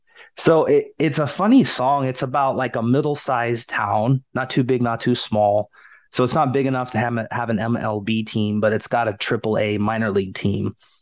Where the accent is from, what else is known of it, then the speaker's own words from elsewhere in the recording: Portland, Oregon, United States; I'm from Portland. We go to the Hillsboro Hops games sometimes